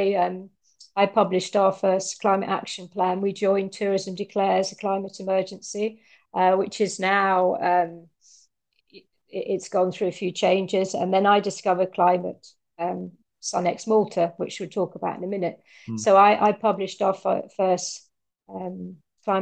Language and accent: English; United Kingdom; now in Italy; I'm a Brit